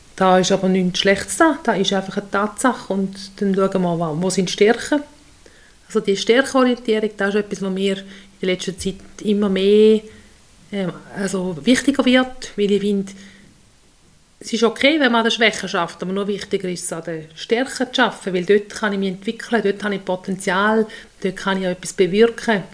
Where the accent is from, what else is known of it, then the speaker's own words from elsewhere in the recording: Untertoggenburg, St. Gallen, Switzerland; also born or lived in Solothurn / Appenzellerland; bin ich hier im Untertoggenburg aufgewachsen mit drei Brüdern